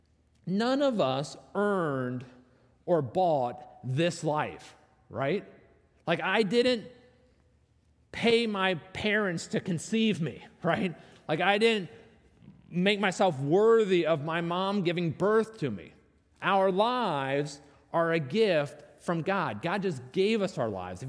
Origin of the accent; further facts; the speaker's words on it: North Arlington, United States; I grew up in North Arlington